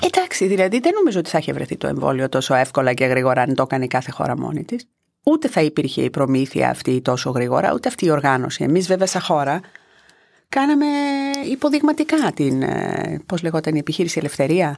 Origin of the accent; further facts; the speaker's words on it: Greece; Η Ελλάδα είναι η πατρίδα μου και η Ευρώπη είναι το σπίτι μου.